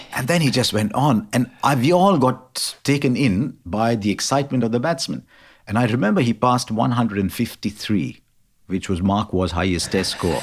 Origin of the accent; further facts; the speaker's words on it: India; I'm Indian